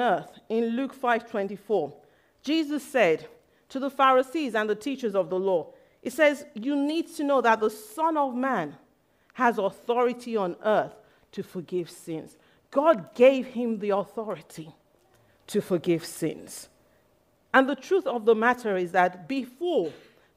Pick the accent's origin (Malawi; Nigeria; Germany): Nigeria; I grew up in Nigeria, and when I was young, my mom took me to a white garments church